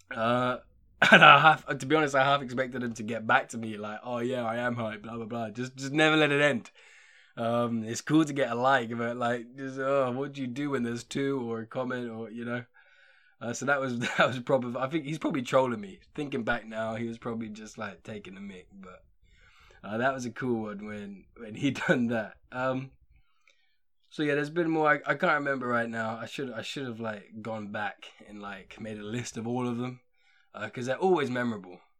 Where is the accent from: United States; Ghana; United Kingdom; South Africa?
United Kingdom; England; being English